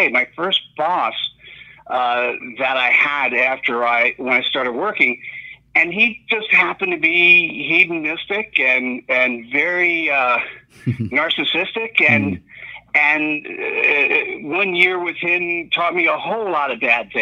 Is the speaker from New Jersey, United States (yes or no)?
yes; New Jersey, United States; moved away as an adult; also born or lived in New York / Miami; my formative years in New Jersey.